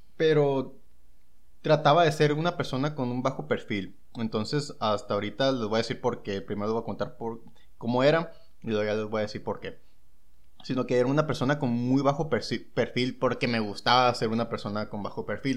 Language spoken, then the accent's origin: Spanish; San Luis Río Colorado, Sonora, Mexico; yo soy de, igual, de San Luis Río Colorado